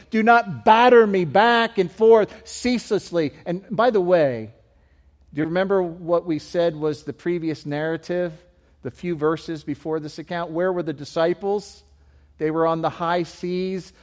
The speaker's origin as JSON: {"language": "English", "country": "United Kingdom", "moved": "yes", "said": "being British missionaries"}